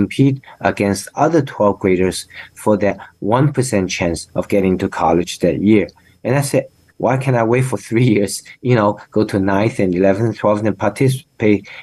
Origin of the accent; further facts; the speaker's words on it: China; moved away as an adult; now in United States; I said, China